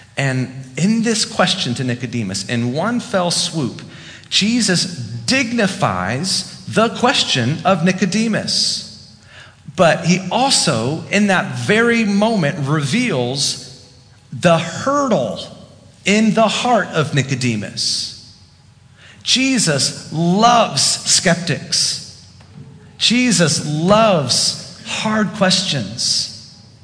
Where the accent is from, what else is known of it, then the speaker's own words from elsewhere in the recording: the South, United States; now in Fairfax, United States; because I'm from the South.